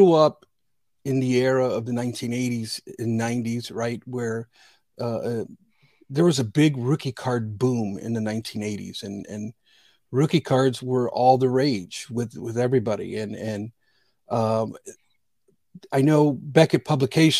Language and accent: English; Northwest Indiana, United States; also born or lived in Bridgeport, Connecticut; I'm from originally from Bridgeport, Connecticut. I was born in 1970. I came to Northwest Indiana in 1973